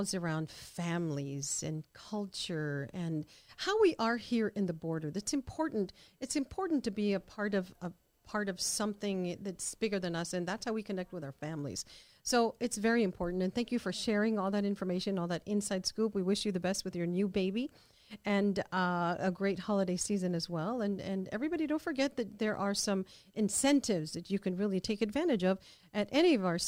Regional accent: El Paso, Texas, United States; First generation El Paso, and so am

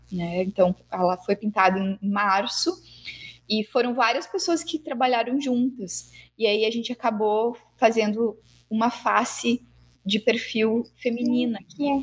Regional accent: Paraná, Brazil; now in Santa Cruz do Sul, Brazil; eu também, não sou aqui de Santa Cruz, eu vim do Paraná, né?

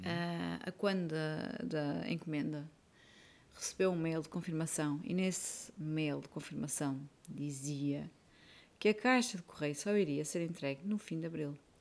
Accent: Porto, Norte, Portugal; moved away as an adult; now in Belgium; eu sou do Porto

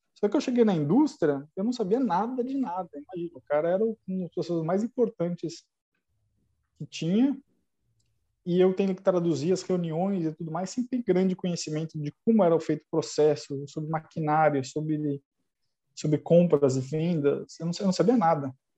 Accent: São Paulo, Brazil; eu sou de São Paulo

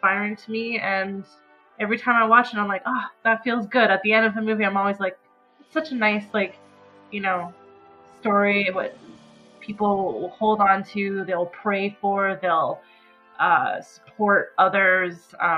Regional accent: Canada; as a Canadian

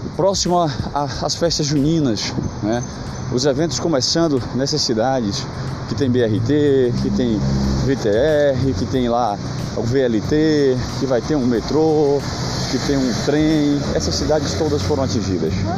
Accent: Brazil; sou brasileiro, sou patriota

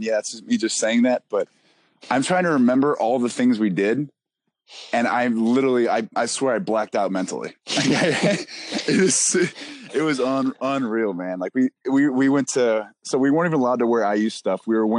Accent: Michigan, United States; And I came from Michigan where it was just like, holy moly.

